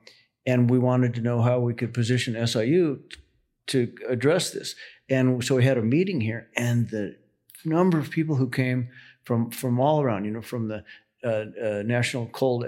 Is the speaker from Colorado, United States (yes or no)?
yes; Denver, Colorado, United States; now in Carbondale, United States; And so I grew up in Colorado, grew up in Denver, went to the University of Colorado